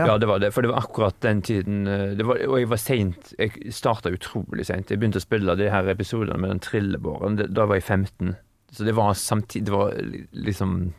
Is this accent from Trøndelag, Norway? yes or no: no; Haugesund, Rogaland, Norway; now in Sweden; nå er jeg fra Haugesund